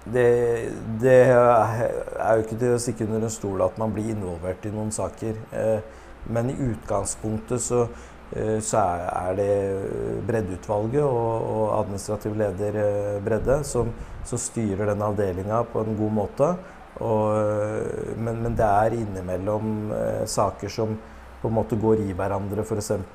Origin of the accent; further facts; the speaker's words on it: Norway; Vi er født i Norge